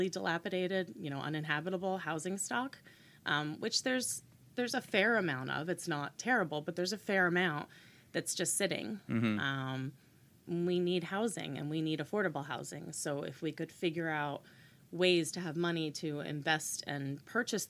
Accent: Brick, New Jersey, United States; moved away as an adult; also born or lived in New Hampshire; I grew up in Bricktown

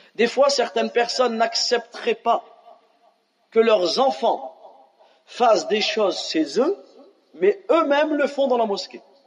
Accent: France; on a grandi en France

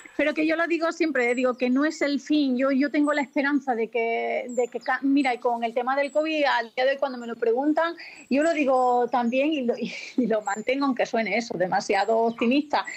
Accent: Extremadura, Spain; yo en Extremadura, al final con este tipo de trabajo, eh, reconozco que no estoy mucho tiempo, no todo el que quisiese, pero es verdad, los, eh, veranos cada vez son mucho más secos allí, en mi tierra

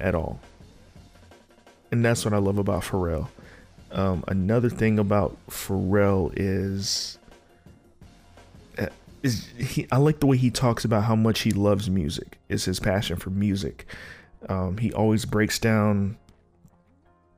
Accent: Norfolk, Virginia, United States; I'm from Norfolk, but I grew up in between Virginia Beach and Norfolk.

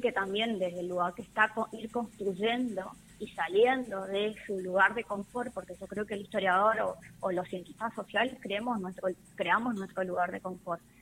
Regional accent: Argentina; nosotros los argentinos venimos y tenemos en nuestra sangre mucho de los afrodescendientes

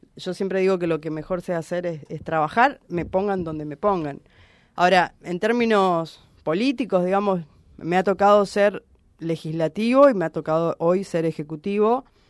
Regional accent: Reconquista, Santa Fe, Argentina; Reconquista es el, lugar donde yo nací, crecí, elegí para vivir toda mi vida

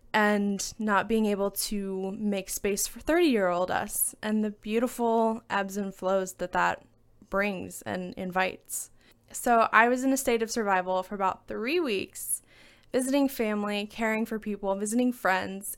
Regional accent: Alabama, United States; moved away; my home state of Alabama.

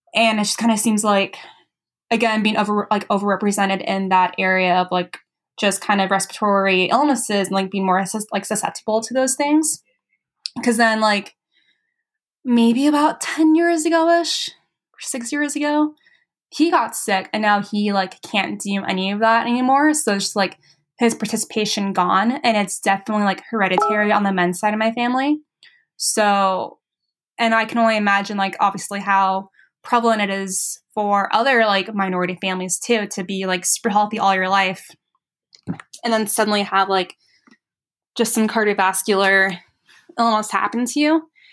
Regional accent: San Antonio, Texas, United States; moved away as an adult; also born or lived in Portland; now in Colorado, United States; So I'm from San Antonio, Texas

